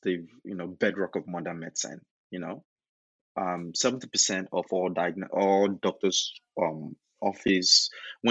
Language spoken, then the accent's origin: English; Nigeria; moved away as an adult; also born or lived in United States; I was born and raised in Nigeria, did my undergrad in Nigeria even, and went to the US to study for my grad degree